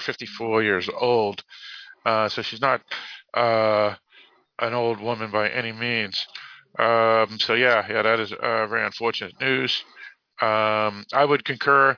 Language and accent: English; Boston, Massachusetts, United States; accent: Boston; I do have my Boston accent. I do not pronounce my R's